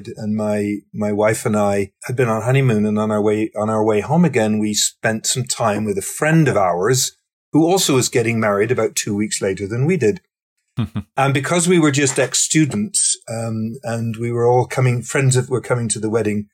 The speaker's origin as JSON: {"language": "English", "area": "Somerset", "region": "South West England", "country": "United Kingdom", "tie": "born or raised there", "moved": "as an adult", "lives_now": "Canada", "said": "I was growing up in the southwest corner of England in the county called Somerset"}